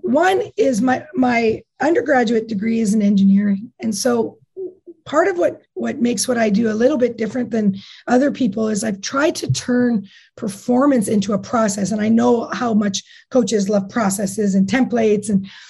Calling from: Whistler, British Columbia, Canada; Today I'm in Whistler.

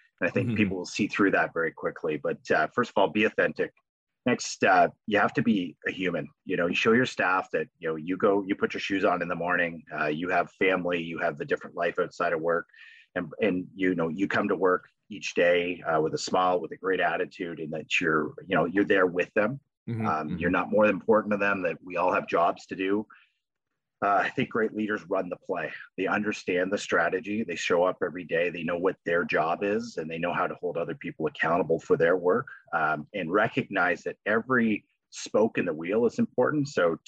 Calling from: Napanee, Ontario, Canada; I'm calling in from Napanee, Ontario.

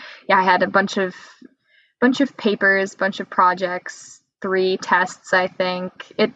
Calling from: Hudson, Wisconsin, United States; No, definitely not in LA. My window's not open, but I am in Hudson, Wisconsin, and we have about 8 inches of snow right now

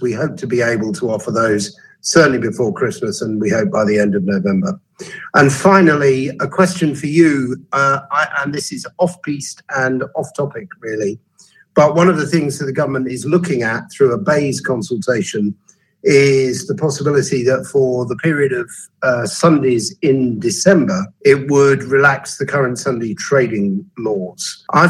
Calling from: East of England, United Kingdom; I'm speaking from Suffolk today

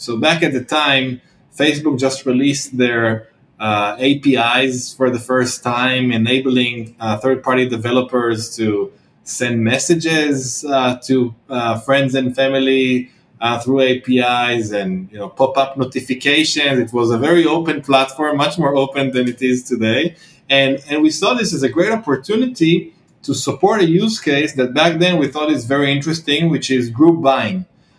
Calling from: Tel Aviv, Tel Aviv District, Israel; I'm calling in from Tel Aviv, Israel

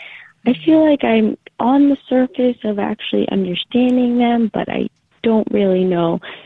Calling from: Long Island, New York, United States; I'm calling from Long Island, New York.

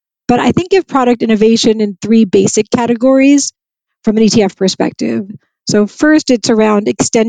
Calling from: New York, United States; I'm in New York and it's actually a beautiful day. Blue sky and fabulous. So fabulous fall day in New York.

